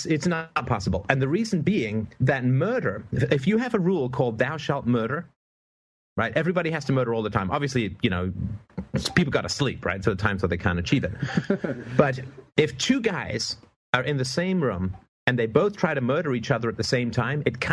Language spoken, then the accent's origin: English; Canada; I'm Canadian